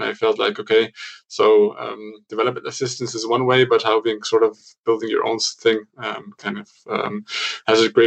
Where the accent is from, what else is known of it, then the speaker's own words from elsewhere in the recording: Cairo, Cairo Governorate, Egypt; moved away as an adult; now in Munich, Germany; I was born in Cairo to a sort of a mixed family, German-Egyptian family, where I also went to school, to a German school